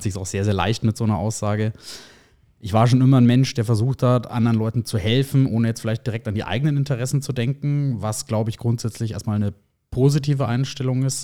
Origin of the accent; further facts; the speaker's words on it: Erlangen, Bavaria, Germany; gebürtig aus Erlangen, also ein waschechter Franke sozusagen, bin der Region auch immer treu geblieben